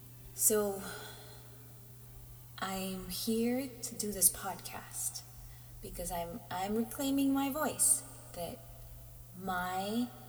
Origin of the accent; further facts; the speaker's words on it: Philippines; from growing up in the Philippines, this isn't really a subject that I talked about. We just say we're Filipinos and this is how we are.